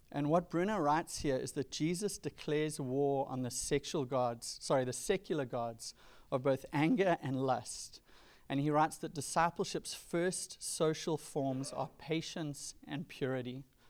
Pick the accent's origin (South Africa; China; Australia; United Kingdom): South Africa; Durban, KwaZulu-Natal; now in California, United States; growing up in Durban on the east coast of South Africa in the nineties